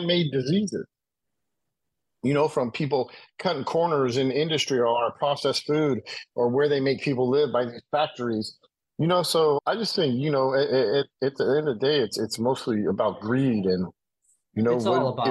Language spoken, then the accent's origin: English; United States; I'm American